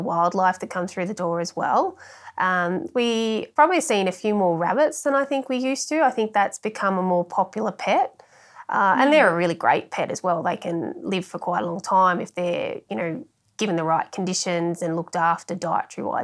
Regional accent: Millthorpe, New South Wales, Australia; also born or lived in Wagga Wagga; now in Orange, Australia; I'm actually from Millthorpe originally

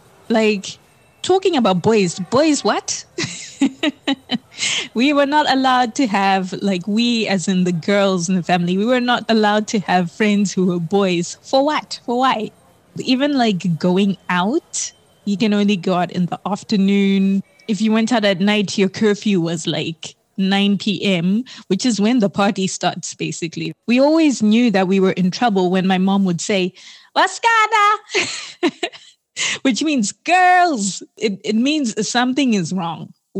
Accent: Harare, Zimbabwe; moved away as an adult; I was born in Zimbabwe, in Harare. I grew up there until I was about 19.

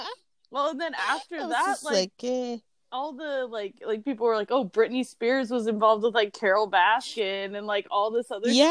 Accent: Mexico; born there; I was born in Mexico while my parents were visiting my mom's family

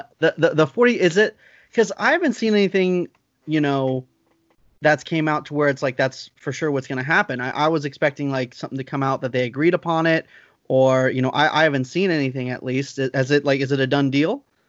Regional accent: Lancaster, California, United States; my hometown in Lancaster

